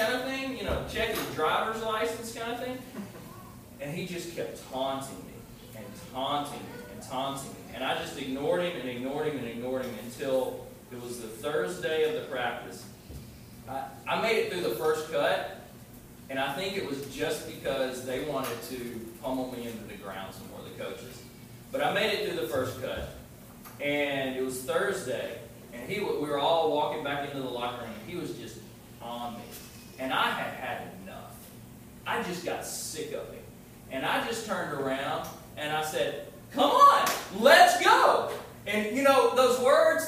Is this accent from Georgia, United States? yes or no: yes; LaGrange, Georgia, United States; When I was growing up in LaGrange, Georgia, that's where I was born